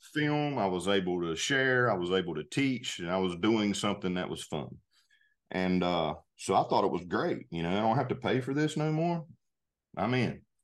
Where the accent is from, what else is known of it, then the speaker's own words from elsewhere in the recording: North Carolina, United States; moved away as an adult; now in Georgia, United States; I grew up in North Carolina, actually. I, I live in Georgia now.